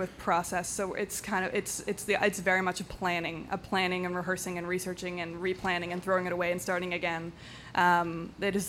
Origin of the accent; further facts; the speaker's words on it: Canada; being so Canadian